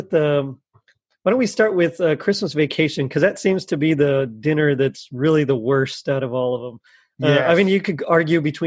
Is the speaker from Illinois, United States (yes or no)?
no; South Texas, United States; I'm from South Texas